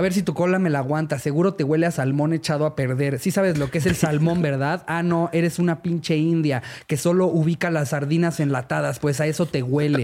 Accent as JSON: {"language": "Spanish", "country": "Mexico", "said": "nosotros nos mama ser mexicanos"}